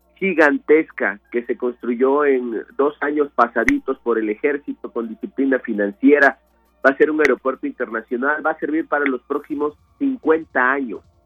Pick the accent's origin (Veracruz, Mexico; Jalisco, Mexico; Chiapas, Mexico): Veracruz, Mexico; Minatitlán; yo soy de Minatitlán